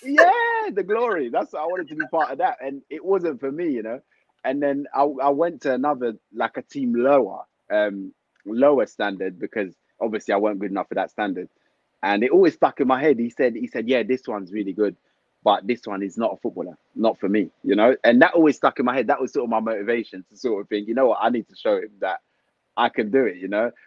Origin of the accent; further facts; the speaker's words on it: London, United Kingdom; also born or lived in Congo / Harlesden; I've grown up in Tottenham my whole life.